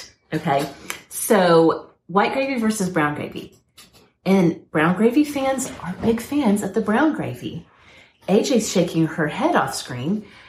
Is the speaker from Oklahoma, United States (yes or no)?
yes; Oklahoma, United States; my dad is from South Texas. I grew up in Oklahoma.